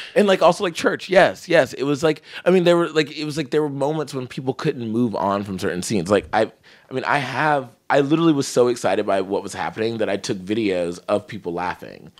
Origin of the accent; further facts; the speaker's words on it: California, United States; I'm from California